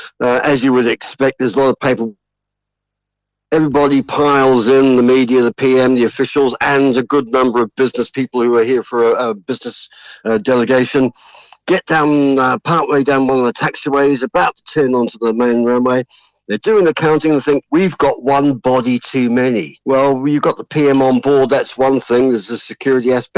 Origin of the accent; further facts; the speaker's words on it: New Zealand; we're just from New Zealand.